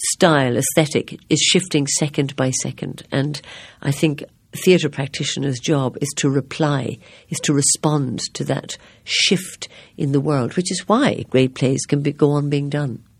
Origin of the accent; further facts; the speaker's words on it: Ireland; I am Irish